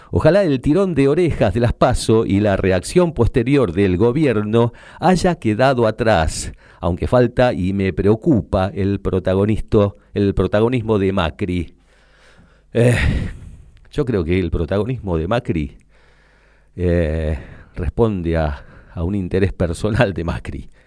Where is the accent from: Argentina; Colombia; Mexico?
Argentina; esto pasa, pasa desde que somos Argentina, digamos.